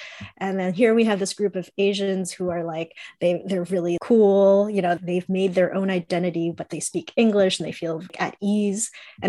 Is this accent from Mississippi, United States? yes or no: no; New York City, New York, United States; also born or lived in Long Island, New York; I grew up in New York. I was born in Queens, and my parents were part of the diaspora that came to the United States in like the 60s and 70s from Taiwan.